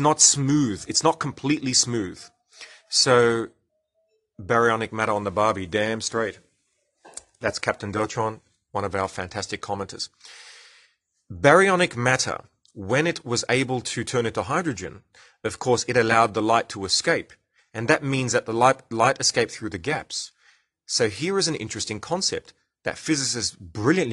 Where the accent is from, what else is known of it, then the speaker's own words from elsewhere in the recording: Australia; accent: Australian; I'm speaking Australian